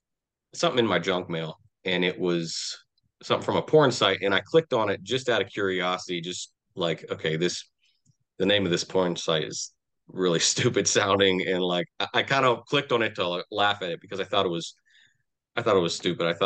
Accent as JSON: {"language": "English", "town": "Pittsburgh", "region": "Pennsylvania", "country": "United States", "tie": "born or raised there", "said": "I'm from southwestern Pennsylvania. You know, I grew up in the Pittsburgh area, and I've kind of been around this area all my life"}